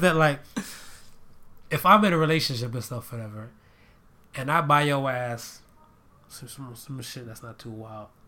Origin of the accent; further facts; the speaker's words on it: Florida, United States; now in Ohio, United States; I lived in Florida for most of my life